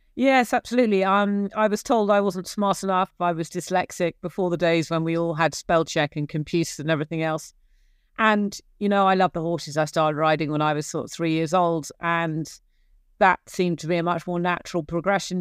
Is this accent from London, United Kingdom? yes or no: no; Gloucestershire, South West England, United Kingdom; accent: English; moved away as an adult; also born or lived in Cork, Ireland; I grew up in Gloucestershire in, in England